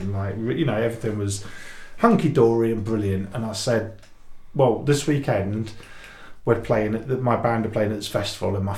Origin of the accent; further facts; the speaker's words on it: Jersey; moved away; I'm originally from Jersey, and that's where my mum lived and everything